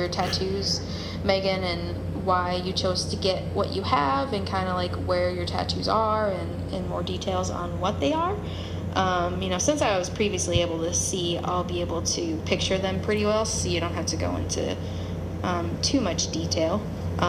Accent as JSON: {"language": "English", "region": "Minnesota", "country": "United States", "said": "I'm from Minnesota."}